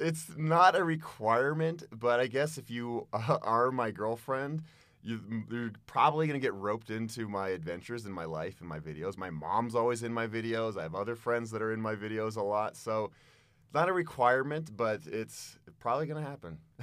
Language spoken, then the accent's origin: English; Boulder, Colorado, United States; I am a very proud Boulder boy. And whenever I travel the world, people know very quickly that I'm from Boulder